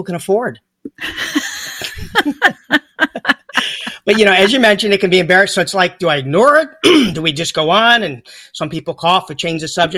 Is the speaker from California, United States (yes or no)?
no; North Carolina, United States; I'm from North Carolina, which is where Mayberry, you know, that's Andy Griffith's state